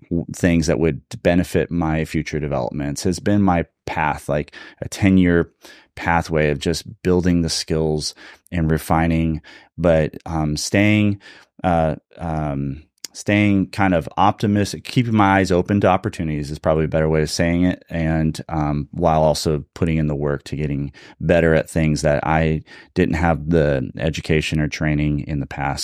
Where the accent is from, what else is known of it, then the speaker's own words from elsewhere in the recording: California, United States; also born or lived in Cincinnati, Ohio; now in Redding, United States; I'm originally a California boy